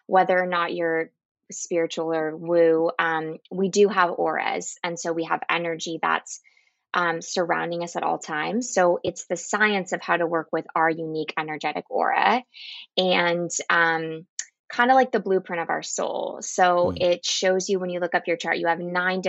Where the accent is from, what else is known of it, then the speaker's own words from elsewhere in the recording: Orange County, California, United States; I'm from Orange County, California